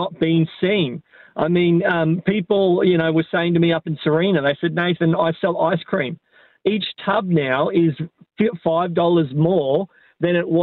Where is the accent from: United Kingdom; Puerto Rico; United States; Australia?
Australia; Nowra, New South Wales; moved away as an adult; now in Yeppoon, Australia; was born in Nara